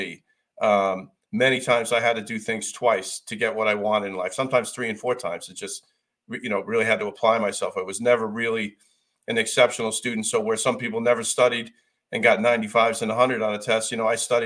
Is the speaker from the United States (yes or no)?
yes; United States; I'm an American